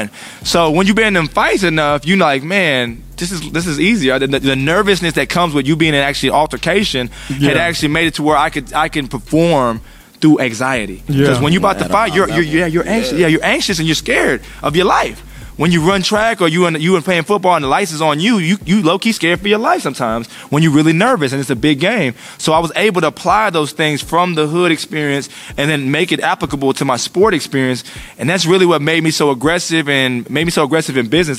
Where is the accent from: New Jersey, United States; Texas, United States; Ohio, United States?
Texas, United States; Killeen; I'm from Killeen, Fort Hood, the hood